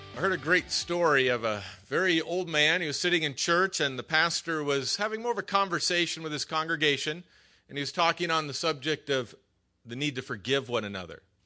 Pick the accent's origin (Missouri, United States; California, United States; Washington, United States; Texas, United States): California, United States; Hacienda Heights; also born or lived in La Mirada, California; I was raised over in Hacienda Heights.